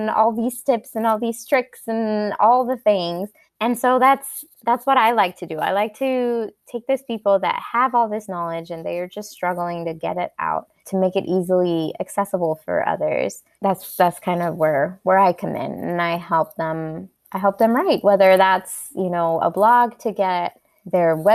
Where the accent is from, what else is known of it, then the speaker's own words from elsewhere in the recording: Costa Rica; moved away as an adult; now in North Carolina, United States; I was born and raised in Costa Rica, and I moved here when I was 18 to go to college.